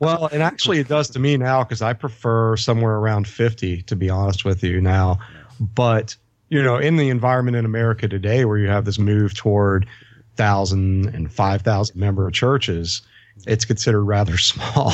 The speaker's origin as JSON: {"language": "English", "country": "United States", "tie": "born or raised there", "said": "growing up in the States"}